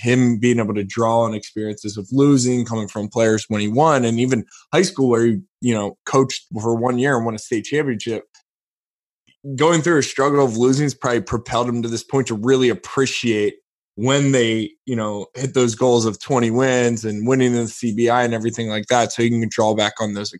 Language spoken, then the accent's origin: English; Philadelphia, Pennsylvania, United States; growing up in Philadelphia, it tends to be like hyper pressure